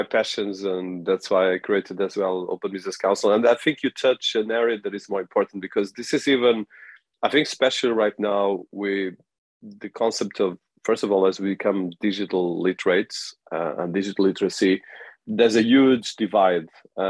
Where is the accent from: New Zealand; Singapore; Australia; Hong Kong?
Australia; being an Australian that has been as well working in Africa and the UK